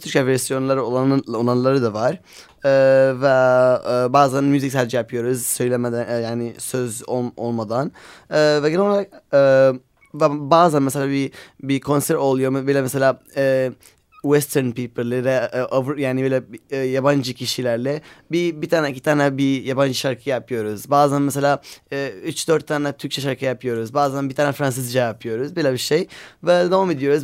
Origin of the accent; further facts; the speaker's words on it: Aleppo, Aleppo Governorate, Syria; Turkish is a second language; now in Istanbul, Turkey; Biz Suriyeliyiz. Ve Halep'teyken bayağı bir konserler yaptık beraber.